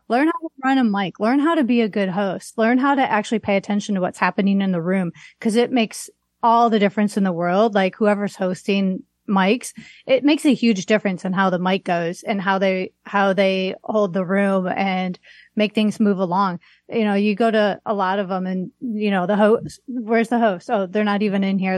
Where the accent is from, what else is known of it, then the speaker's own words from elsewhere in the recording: Waukegan, Illinois, United States; moved away as an adult; also born or lived in Las Vegas, Nevada / New York / Long Beach, California; now in Seattle, United States; I grew up in Waukegan